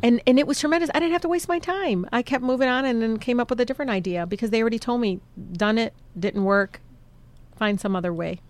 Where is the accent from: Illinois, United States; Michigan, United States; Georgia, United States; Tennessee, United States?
Michigan, United States; Detroit; I grew up in Southwest.